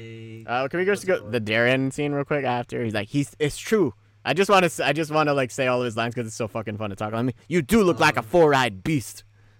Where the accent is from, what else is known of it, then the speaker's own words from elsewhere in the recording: Pacifica, California, United States; especially growing up in Pacifica.